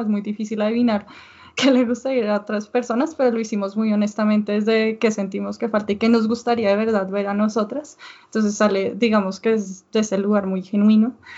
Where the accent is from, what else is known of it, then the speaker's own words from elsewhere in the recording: Bogotá, Colombia; en Bogotá yo creo que tenemos un estilo muy distinto y que la gente no se espera eso cuando uno dice yo soy colombiana también